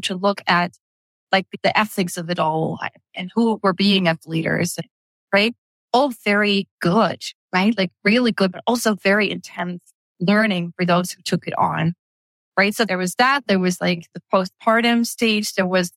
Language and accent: English; Netherlands; moved away as an adult; Dutch, right? Born and raised in Holland